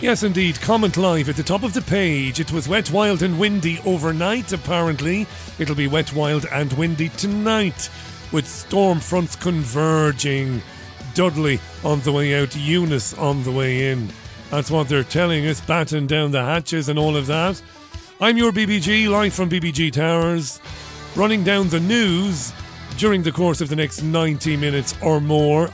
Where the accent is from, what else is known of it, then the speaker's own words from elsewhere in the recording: Waterford, Munster, Ireland; moved away; growing up in Waterford, six, seven miles away from Tramore